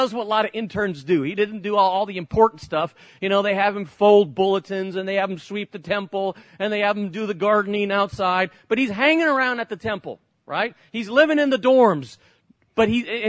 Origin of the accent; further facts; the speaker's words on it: Barcelona, Catalonia, Spain; moved away; I grew up in Spain, many of you know that, and lived in Barcelona, right at the tip of Spain where the Olympics were